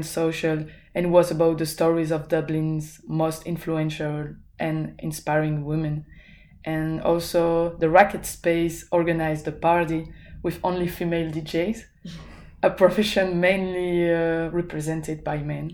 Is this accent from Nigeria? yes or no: no; Belgium; English is a second language; moved away as an adult; now in Ireland; I come from Belgium, which is also a French-speaking country.